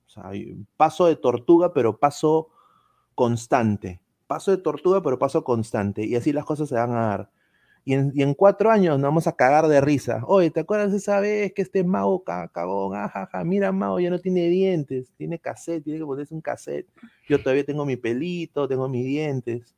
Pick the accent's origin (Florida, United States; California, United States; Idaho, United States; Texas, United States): Florida, United States; Orlando; moved away; yo crecí en Orlando prácticamente, viví mitad de mi, vida, 16 años, 16 años en Orlando